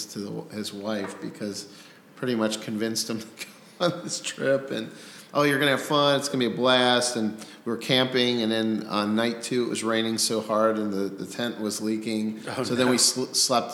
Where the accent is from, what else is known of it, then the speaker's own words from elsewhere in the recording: Cincinnati, Ohio, United States; I grew up in Coleraine Township. I lived there until I graduated high school.